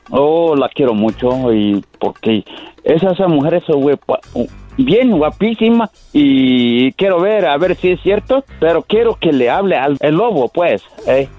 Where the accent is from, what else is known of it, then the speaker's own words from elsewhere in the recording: Tabasco, Mexico; yo soy de Tabasco